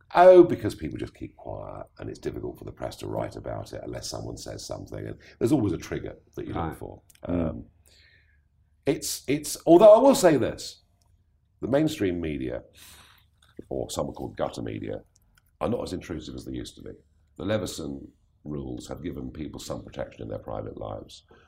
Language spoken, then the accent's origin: English; England, United Kingdom; I am so English